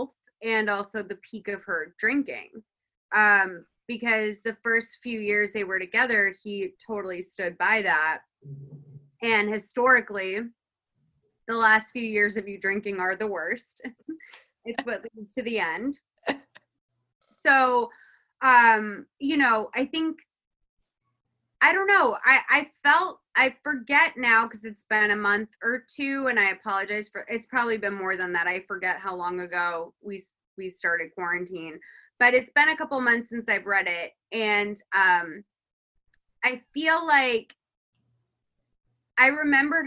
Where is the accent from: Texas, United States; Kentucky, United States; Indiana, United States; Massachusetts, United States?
Massachusetts, United States; Lexington; I'm from Lexington, which, if like we're talking like perception of wealth, like my mom was a cleaning lady and we lived in Lexington